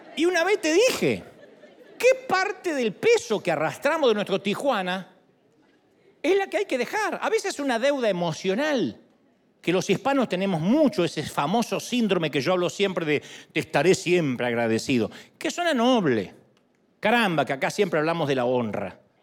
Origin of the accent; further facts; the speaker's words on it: San Martín, Buenos Aires Province, Argentina; moved away; yo nací en San Martín, Buenos Aires